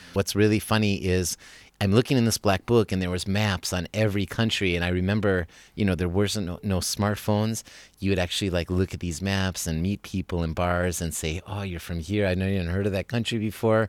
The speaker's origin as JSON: {"language": "English", "region": "Wisconsin", "country": "United States", "moved": "as an adult", "lives_now": "Germany", "said": "I'm coming from Wisconsin"}